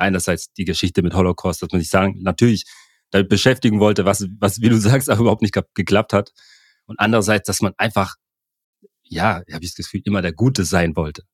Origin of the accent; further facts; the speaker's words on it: Germany; also born or lived in Cameroon; wir alle hier in Deutschland, auch ich, der hier aufgewachsen bin